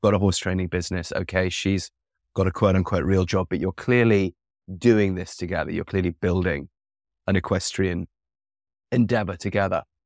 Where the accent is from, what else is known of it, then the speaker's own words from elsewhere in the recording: England, United Kingdom; now in United States; I grew up in England with the natural health